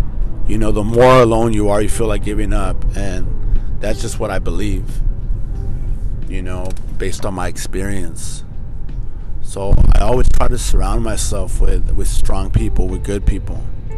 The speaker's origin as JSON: {"language": "English", "town": "Norwalk", "country": "United States", "tie": "born or raised there", "said": "Growing up in Norwalk, I don't know, what could I tell you guys about Norwalk? You know, it wasn't the best city growing up, but that's where I first fell in love."}